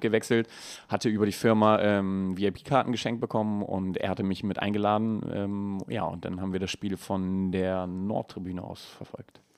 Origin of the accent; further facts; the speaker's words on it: Heeslingen, Lower Saxony, Germany; also born or lived in Bremervörde; aus meiner Heimat